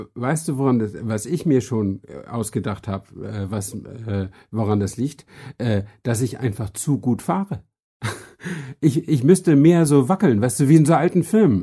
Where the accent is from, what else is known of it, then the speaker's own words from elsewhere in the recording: Flensburg, Schleswig-Holstein, Germany; moved away as an adult; also born or lived in Hamburg; now in Berlin, Germany; ich bin äh, in Flensburg äh, geboren und aufgewachsen